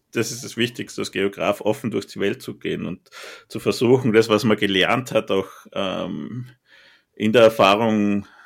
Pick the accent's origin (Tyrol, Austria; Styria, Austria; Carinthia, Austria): Styria, Austria; Beispiel Zersiedelung ist in Österreich ganz, ganz, ganz, ganz, ganz schlimm. Gerade in der Steiermark, wo ich herkomme.